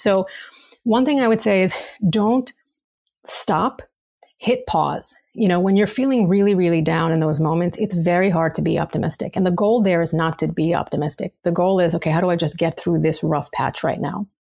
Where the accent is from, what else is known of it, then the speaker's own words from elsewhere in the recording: New York City, New York, United States; as a New Yorker